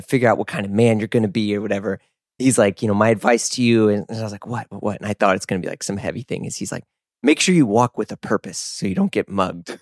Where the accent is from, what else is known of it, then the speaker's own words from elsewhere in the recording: Missouri, United States; moved away as an adult; I grew up not in the South, but everyone thinks Missouri is the South